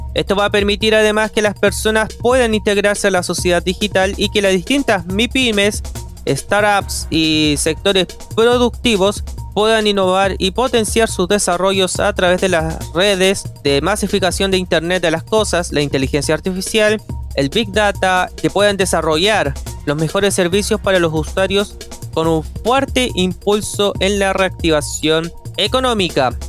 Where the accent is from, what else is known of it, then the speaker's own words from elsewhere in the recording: Chile; podemos reconocer como chilenos